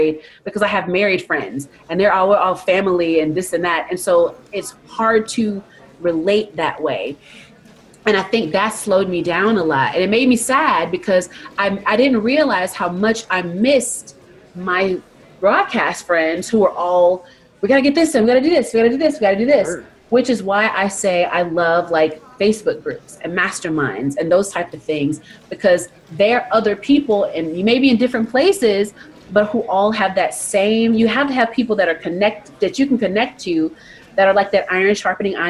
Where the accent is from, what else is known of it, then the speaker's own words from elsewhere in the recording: Albany, Georgia, United States; moved away; I came from a really small town in Georgia, Albany, Georgia